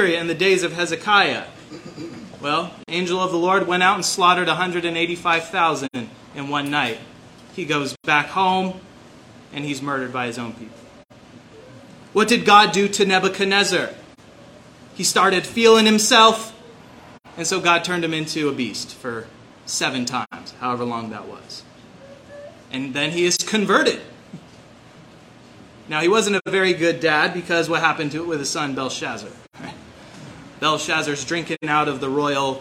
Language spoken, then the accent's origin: English; Kitsap Peninsula, Washington, United States; also born or lived in Seattle; I was born in Seattle, raised in Kitsap Peninsula